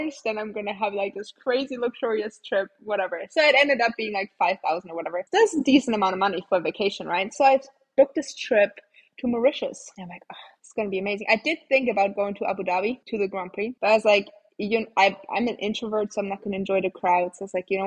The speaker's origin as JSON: {"language": "English", "country": "Germany", "also_born_or_lived": "United States", "said": "I came back from the States back to Germany"}